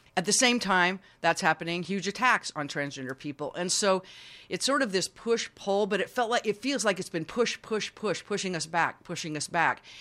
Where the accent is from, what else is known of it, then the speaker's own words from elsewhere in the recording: Utah, United States; moved away as an adult; also born or lived in San Francisco; I grew up Mormon in Utah